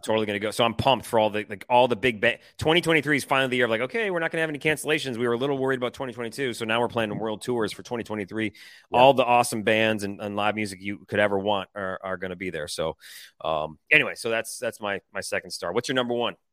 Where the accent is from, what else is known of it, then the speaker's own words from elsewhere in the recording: Detroit, Michigan, United States; moved away; I'm from Detroit